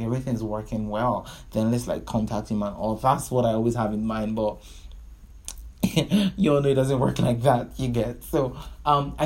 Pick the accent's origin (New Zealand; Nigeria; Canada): Nigeria; I'm a Nigerian